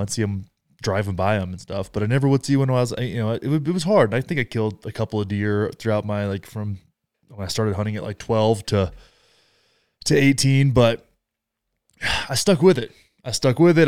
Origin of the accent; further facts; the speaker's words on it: Texas, United States; close to my hometown